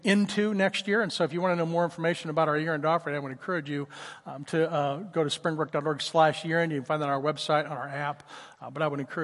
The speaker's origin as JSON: {"language": "English", "region": "Oklahoma", "country": "United States", "tie": "born or raised there", "moved": "yes", "said": "I grew up in Oklahoma. It was Tornado Alley where I grew up"}